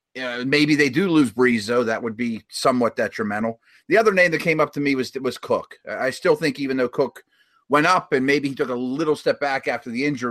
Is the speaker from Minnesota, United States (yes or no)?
no; Pittsburgh, Pennsylvania, United States; This one's interesting because he's playing tonight, my hometown.